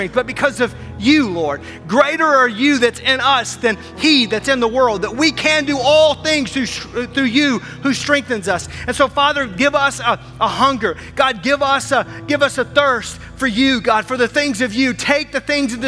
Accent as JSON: {"language": "English", "region": "Arkansas", "country": "United States", "also_born_or_lived": "Wisconsin", "moved": "as an adult", "lives_now": "Milwaukee, United States", "said": "I'm from Arkansas, and I've lived here for 20 years"}